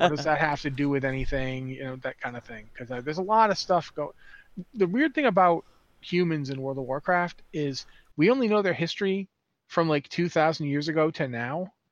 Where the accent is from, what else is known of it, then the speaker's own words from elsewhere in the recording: United States; moved away as an adult; now in Canada; I am from the United States